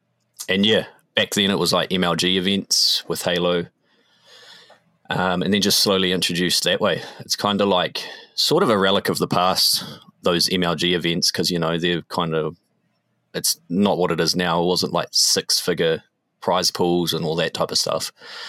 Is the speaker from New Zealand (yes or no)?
yes; Tauranga, Bay of Plenty, New Zealand; Yo, there actually was. So it was on the main strip. It was on Devonport Road, which is the main strip in the city, and it was called Fantasia.